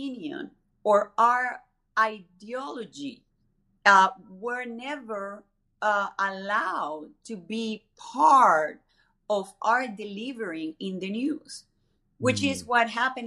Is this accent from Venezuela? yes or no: yes; Venezuela; now in United States; growing up in Venezuela